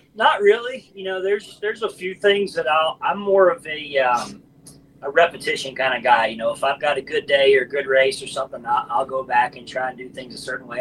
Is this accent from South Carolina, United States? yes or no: yes; Forest Acres, South Carolina, United States; my hometown, Forest Acres